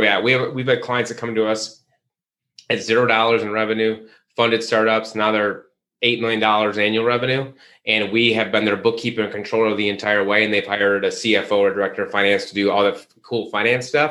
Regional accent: Midwest, United States; moved away as an adult; also born or lived in Chicago, Illinois / Charlotte, North Carolina; I'm from the Midwest

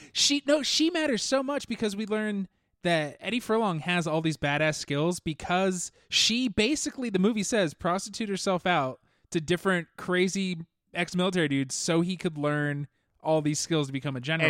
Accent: Orange County, California, United States; Growing up in Orange County

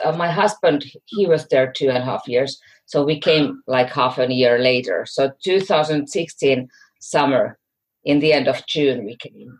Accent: Finland; English is a second language; moved away as an adult; also born or lived in Shanghai, China / United States; I come from Finland. So that's in our language, the lake. And I came to Shanghai 2016 with my husband and two daughters

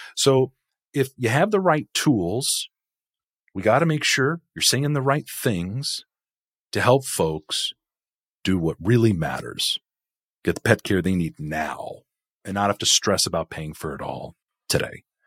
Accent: California, United States; growing up in California, eighties, nineties, two thousands

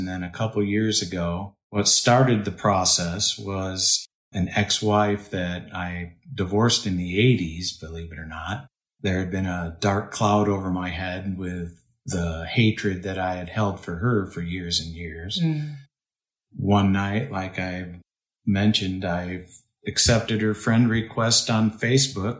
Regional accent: Michigan, United States; moved away as an adult; now in Austin, United States; I grew up in Michigan on a little farm community, lived there until I was 18, 19 years old

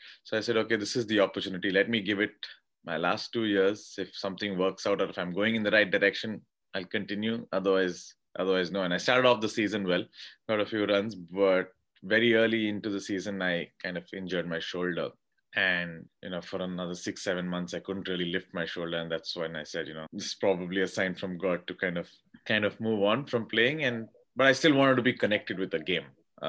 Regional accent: Karnataka, India; like almost every young kid growing up in India, the dream was to play for India.

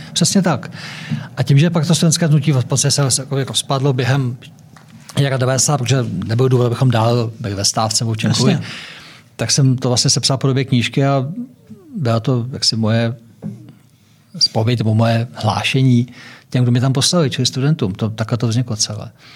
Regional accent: Czechia; my Češi

